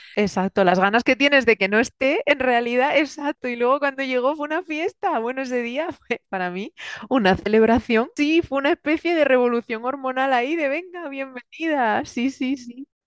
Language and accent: Spanish; Murcia, Region of Murcia, Spain; moved away as an adult; also born or lived in Germany; now in Valencia, Spain; yo viví gran parte de mi vida en Murcia, luego vine a Valencia a estudiar